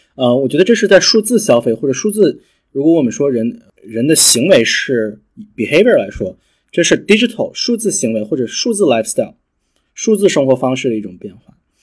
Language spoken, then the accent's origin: Chinese; Beijing, China; moved away as an adult; also born or lived in North America; 就回到了北京，呃，我是北京人